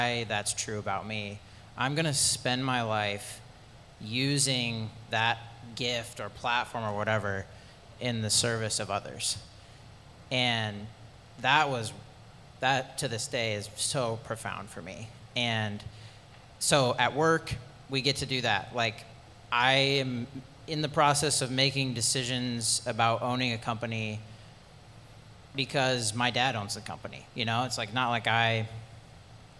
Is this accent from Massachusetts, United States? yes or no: no; Pella, Iowa, United States; I grew up in Pell, Iowa, small town, very religious town